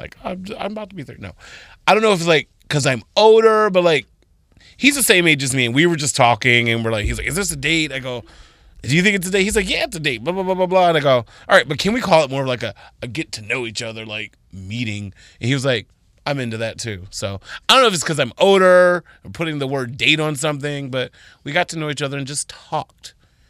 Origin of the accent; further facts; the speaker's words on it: Arizona, United States; Like, I came from Arizona.